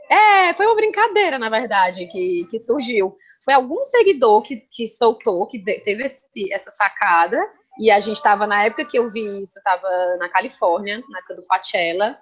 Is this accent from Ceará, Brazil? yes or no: yes; Fortaleza, Ceará, Brazil; also born or lived in Barbalha; eu nasci no interior, mas eu vim para cá com um ano